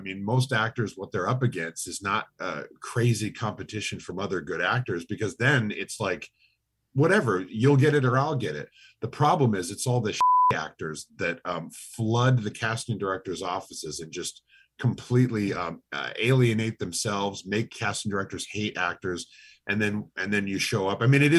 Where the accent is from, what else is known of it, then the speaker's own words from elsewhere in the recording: Lake Stevens, Washington, United States; Seattle. I'm from Lake Stevens, Washington.